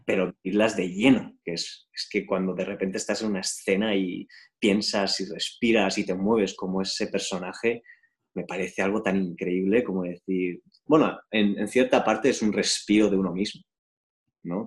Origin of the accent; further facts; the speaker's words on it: Spain; yo también soy español, ¿sabes? Soy español, soy europeo